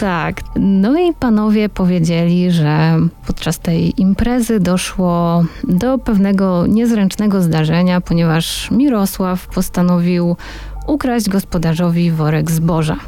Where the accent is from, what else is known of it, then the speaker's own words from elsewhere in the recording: Warsaw, Masovian Voivodeship, Poland; jestem, jestem z Warszawy